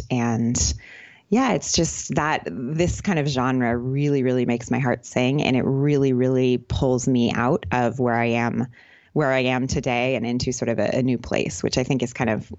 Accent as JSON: {"language": "English", "region": "California", "country": "United States", "tie": "born or raised there", "moved": "as an adult", "said": "You know, I grew up in California, but basically since I left university, I've just kind of been living in a different country."}